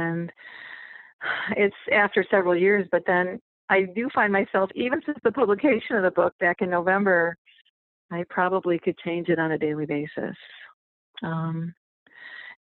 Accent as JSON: {"language": "English", "area": "outside the Detroit area", "region": "Michigan", "country": "United States", "tie": "born or raised there", "said": "I grew up outside the Detroit area"}